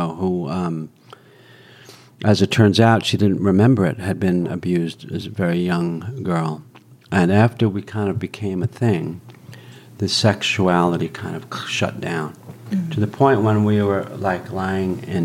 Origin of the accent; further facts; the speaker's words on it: New York, United States; growing up in New York